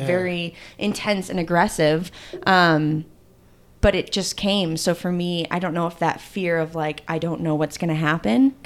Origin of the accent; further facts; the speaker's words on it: Illinois, United States; I'm from Illinois